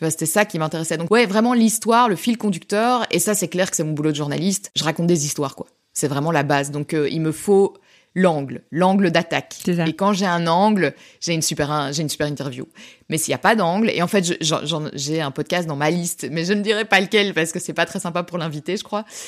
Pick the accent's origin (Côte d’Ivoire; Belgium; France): Belgium; on est belge